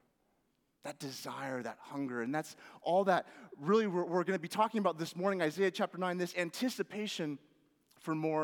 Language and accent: English; Washington, United States; moved away; Growing up in Washington